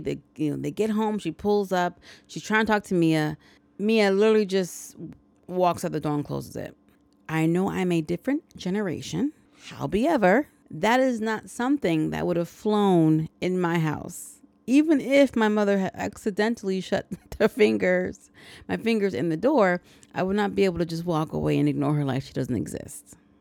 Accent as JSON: {"language": "English", "country": "United States", "said": "I'm such an American."}